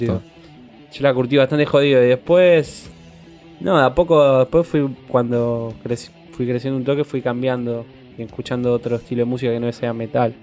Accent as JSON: {"language": "Spanish", "town": "Dock Sud", "region": "Buenos Aires Province", "country": "Argentina", "lives_now": "Banfield, Argentina", "said": "Yo salí de Docsud"}